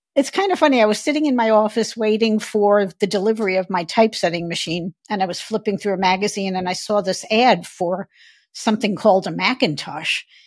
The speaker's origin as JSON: {"language": "English", "town": "New York City", "region": "New York", "country": "United States", "tie": "born or raised there", "also_born_or_lived": "Phoenix, Arizona", "moved": "as an adult", "said": "I grew up in Brooklyn, New York"}